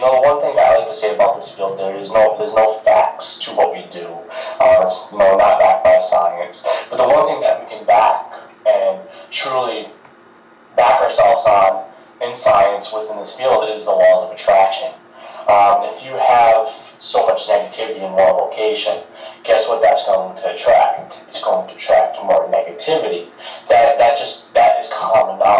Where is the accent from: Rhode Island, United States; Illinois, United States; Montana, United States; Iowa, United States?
Rhode Island, United States; I'm from Rhode Island